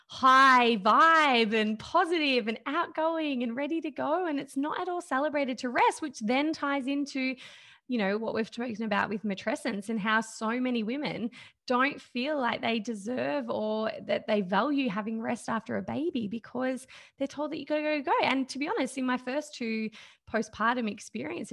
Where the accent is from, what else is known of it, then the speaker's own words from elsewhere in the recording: Australia; I think I'm a typical probably woman growing up in Australia right now